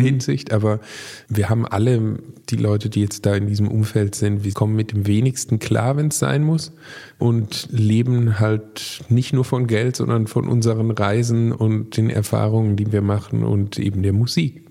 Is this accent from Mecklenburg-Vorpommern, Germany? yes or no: no; Baden-Württemberg, Germany